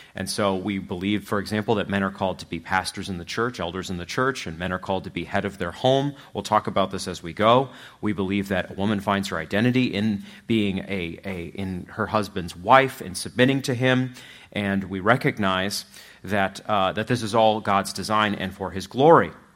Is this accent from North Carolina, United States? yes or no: no; Machias, Maine, United States; also born or lived in Louisville, Kentucky; now in Platte County, Missouri, United States; I'm from Machias